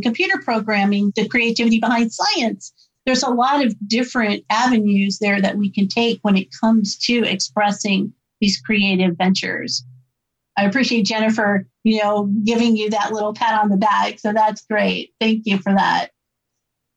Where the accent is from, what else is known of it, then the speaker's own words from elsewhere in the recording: Illinois, United States; I'm from Illinois too.